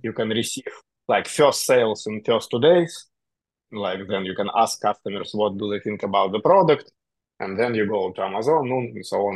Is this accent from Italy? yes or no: no; Russia; moved away as an adult; now in Dubai, United Arab Emirates; I am originally from Russia